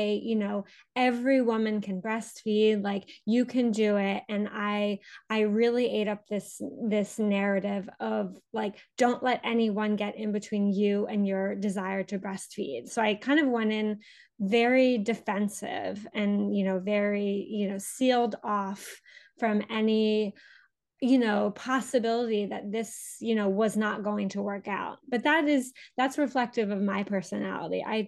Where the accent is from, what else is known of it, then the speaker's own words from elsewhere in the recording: Pennsylvania, United States; moved away as an adult; also born or lived in Paris, France; I grew up in the United States, in Pennsylvania